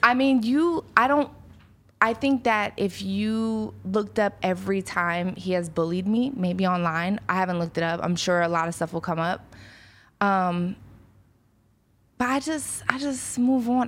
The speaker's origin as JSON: {"language": "English", "town": "Philadelphia", "region": "Pennsylvania", "country": "United States", "tie": "born or raised there", "moved": "yes", "said": "I grew up in South Philly"}